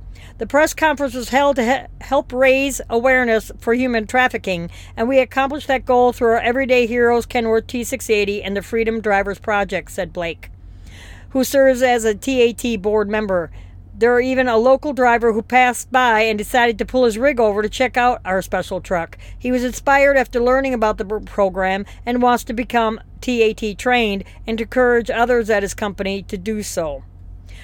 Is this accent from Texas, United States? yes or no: no; Madison, Wisconsin, United States; my home state of Madison, Wisconsin